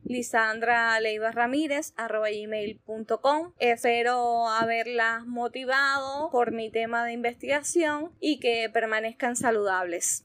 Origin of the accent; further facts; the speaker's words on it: Cuba; las limitaciones existentes en mi país con la conexión a Internet